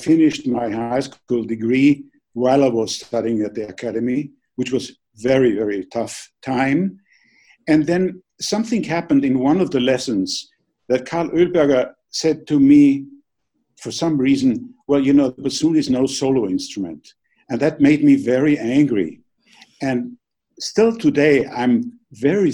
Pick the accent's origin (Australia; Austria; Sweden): Austria; Vienna; when I grew up in Vienna.